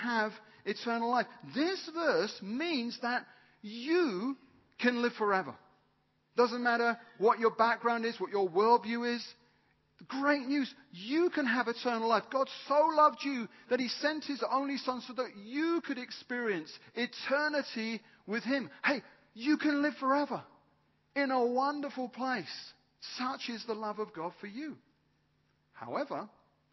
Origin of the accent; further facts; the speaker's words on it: United Kingdom; I'm British.